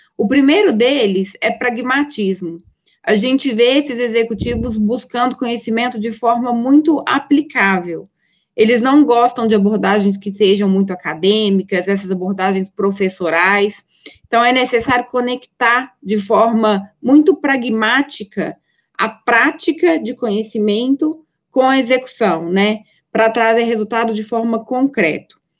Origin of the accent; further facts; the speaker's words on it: Minas Gerais, Brazil; accent: mineiro; eu sou mineira, eu abro a boca, dá para perceber que eu sou mineira